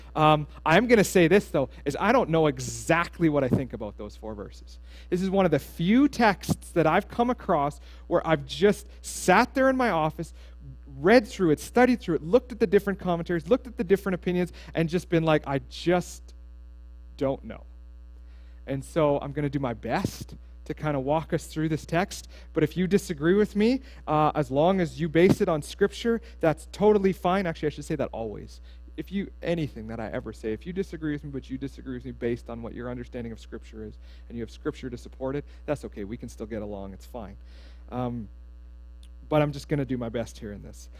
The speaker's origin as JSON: {"language": "English", "town": "Steinbach", "region": "Manitoba", "country": "Canada", "tie": "born or raised there", "said": "I grew up in Steinbach, Mennonites, anybody?"}